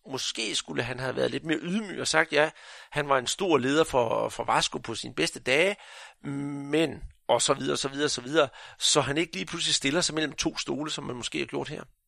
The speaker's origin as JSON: {"language": "Danish", "region": "Jutland", "country": "Denmark", "said": "Nu er jeg jo fra Jylland"}